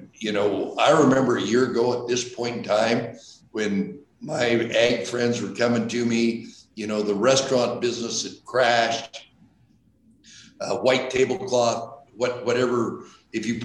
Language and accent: English; Emmett, Idaho, United States; we're from the Treasure Valley, from the Emmett area.